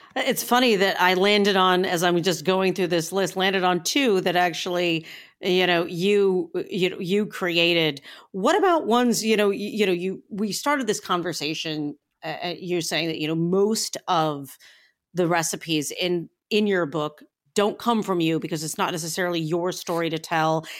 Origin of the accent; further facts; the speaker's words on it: Northeastern Ohio, United States; I come from Northeastern Ohio, and, you know, I'm a short drive from both Buffalo and Pittsburgh